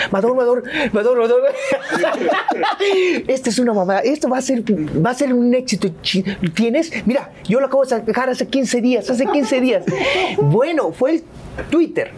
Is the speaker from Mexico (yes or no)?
yes; Veracruz, Mexico; moved away as an adult; also born or lived in Poza Rica; soy jarocho